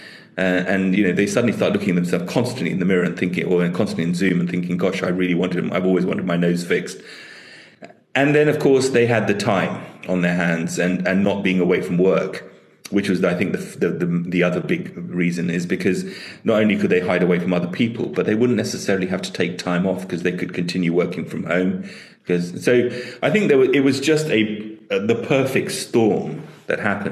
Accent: Tanzania; now in United Kingdom; I was born in Tanzania

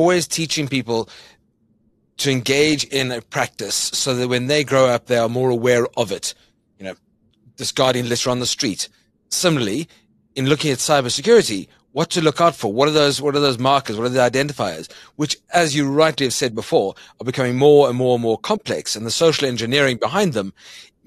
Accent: South Africa; as a South African and African

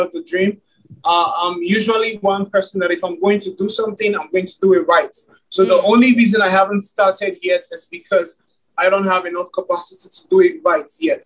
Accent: Nigeria; I'm from Nigeria, and I make Afrobeat music

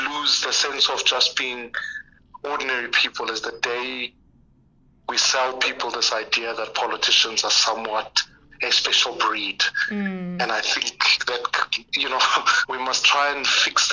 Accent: South Africa; I'm speaking as a South African who's lived through the streets of this country

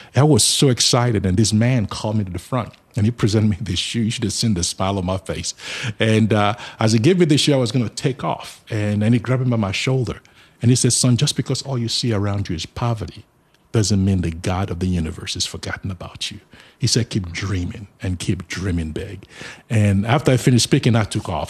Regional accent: Nigeria; moved away as an adult; now in Charlotte, United States; I was born in Nigeria, but I live in the United States of America now.

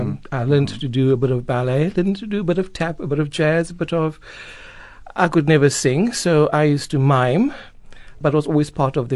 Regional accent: Port Elizabeth, Eastern Cape, South Africa; now in Cape Town, South Africa; I'm from Port Elizabeth, where back in the mid-80s, not much has been happening or going on as far as the arts is concerned, especially where I come from.

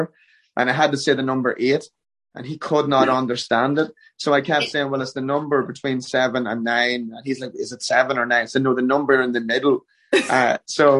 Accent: Ireland; moved away as an adult; now in Nashville, United States; I'm Irish through and through. There's no changing it. We do go home to Ireland for a few months a year.

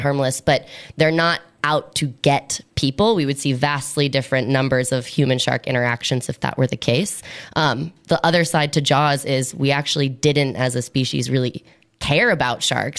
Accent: Washington, District of Columbia, United States; moved away as an adult; also born or lived in Miami; now in Mossel Bay, South Africa; Originally, I'm from Washington, D.C., in the United States, but I've been back and forth between the US and South Africa for about six years.

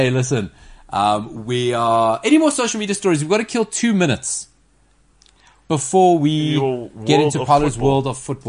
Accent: South Africa; as South African football supporters

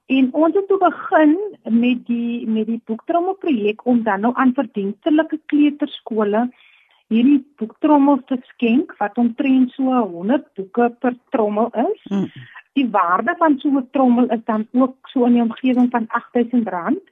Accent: Stellenbosch, Western Cape, South Africa; Ek is gebore hier op Stellenbos, ek het groot geword

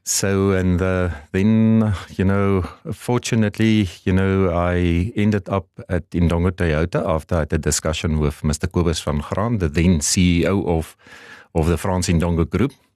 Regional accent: southern Namibia, Namibia; also born or lived in Stellenbosch, South Africa; I grew up, uh, you know, in southern Namibia. I was born and bred in Namibia

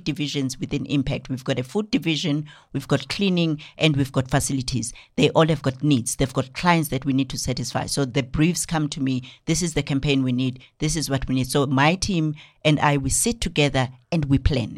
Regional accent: Newcastle, KwaZulu-Natal, South Africa; now in Johannesburg, South Africa; from K Z N, I was born and bred in Newcastle and moved to Joburg, um, in two thousand.

